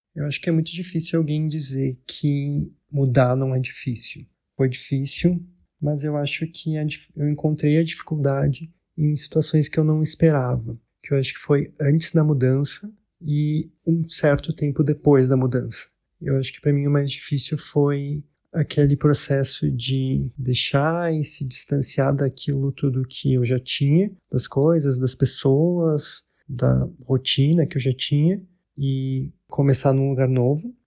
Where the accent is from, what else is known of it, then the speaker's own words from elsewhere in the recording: Caxias do Sul, Rio Grande do Sul, Brazil; moved away as an adult; now in Lisbon, Portugal; eu sou de Caxias do Sul e eu vivo em Lisboa há um pouco mais de dois anos